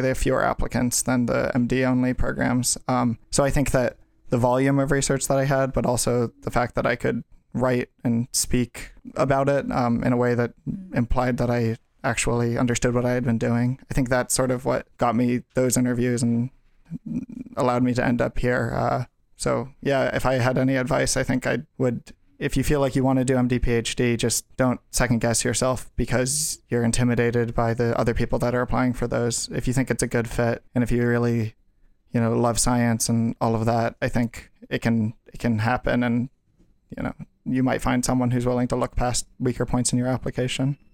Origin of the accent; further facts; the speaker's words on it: Brookline, Massachusetts, United States; moved away; I'm from Brookline, Massachusetts